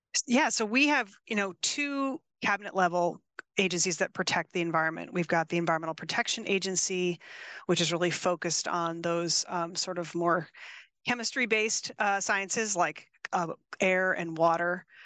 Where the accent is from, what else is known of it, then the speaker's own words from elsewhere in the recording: East Coast, United States; now in California, United States; I grew up on the East Coast